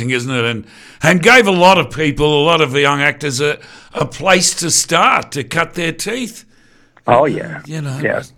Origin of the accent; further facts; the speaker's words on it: Shepparton, Victoria, Australia; growing up as a young bloke in Shepparton, yeah.